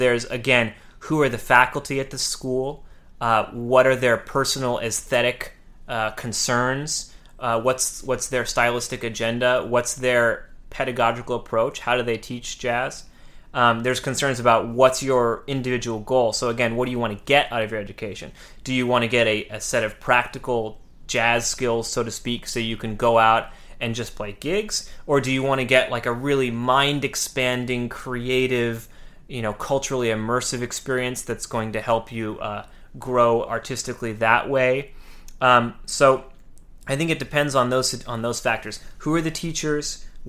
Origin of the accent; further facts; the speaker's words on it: California, United States; I would move from the small town I grew up in California down to Los Angeles.